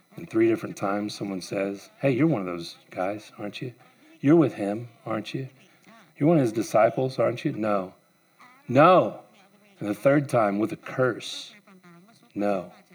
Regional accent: United States; I grew up here in Wise County.

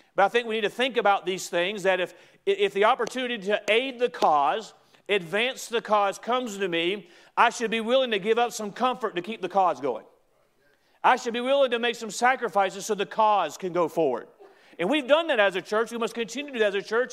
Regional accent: United States

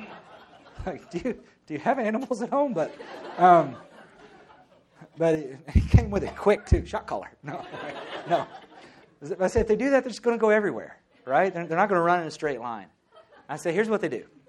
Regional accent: the South, United States; moved away; I grew up in the South.

